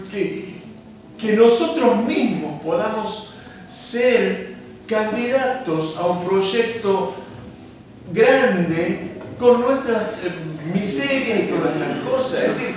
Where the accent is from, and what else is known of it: Santiago del Estero, Argentina